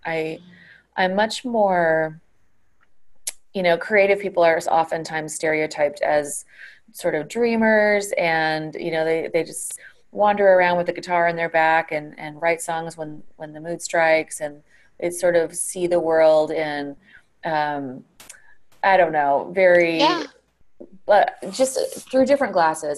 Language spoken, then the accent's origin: English; Colorado Springs, Colorado, United States; moved away; I grew up in Colorado Springs, um, and I just took my kids back there uh, last week to visit still very much feels like home to me